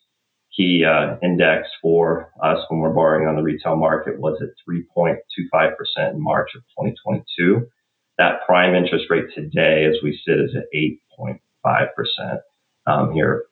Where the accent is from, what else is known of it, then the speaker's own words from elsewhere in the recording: Southeast Kansas, United States; now in Madison, United States; I grew up in Southeast Kansas, so I grew up in kind of the rural agricultural setting